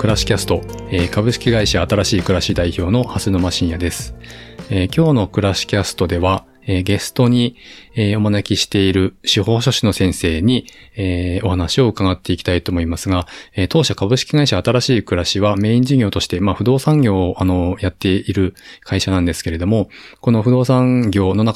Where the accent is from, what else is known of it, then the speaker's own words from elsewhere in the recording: Koriyama, Fukushima, Japan; moved away as an adult; also born or lived in Shirakawa / Iwaki / Tokyo; 育ちは郡山です。